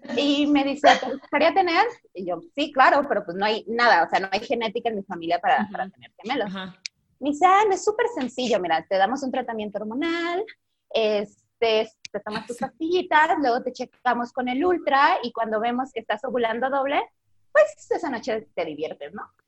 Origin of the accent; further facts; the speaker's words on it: Zamora, Michoacán, Mexico; moved away as an adult; also born or lived in Guadalajara; now in Mexico City, Mexico; nací en Zamora, Michoacán